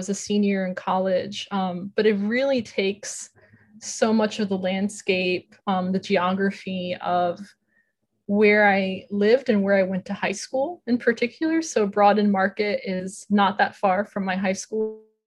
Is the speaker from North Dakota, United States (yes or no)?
no; Newark, New Jersey, United States; growing up in Newark, and, you know, I attended school there and I lived there until leaving for college when I was 18.